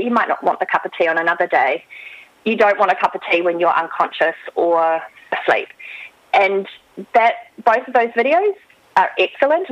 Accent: New Zealand; now in Australia; I am from New Zealand originally, but I have lived here for a long time

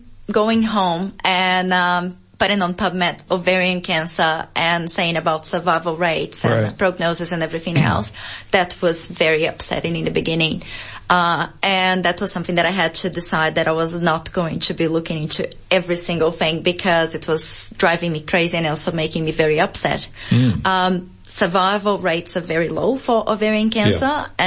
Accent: Brazil; now in Australia; I'm originally from Brazil

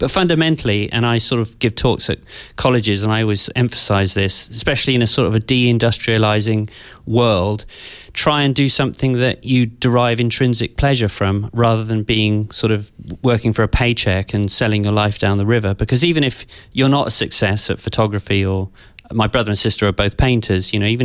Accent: West Country, South West England, United Kingdom; also born or lived in London; from the age of seven onwards, I grew up in the West Country, in, you know, kind of quite a rural environment.

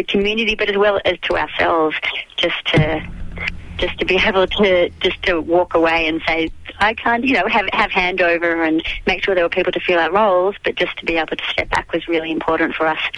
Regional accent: Melbourne, Victoria, Australia; moved away as an adult; now in Daylesford, Australia; I grew up in Melbourne

